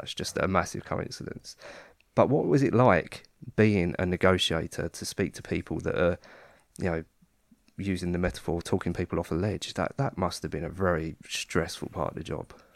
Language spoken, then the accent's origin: English; Kent, South East England, United Kingdom; I come from Kent